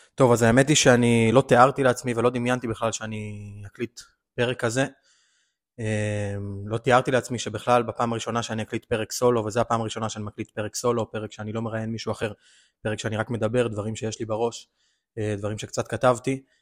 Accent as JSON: {"language": "Hebrew", "country": "Israel", "said": "אנחנו כישראלים"}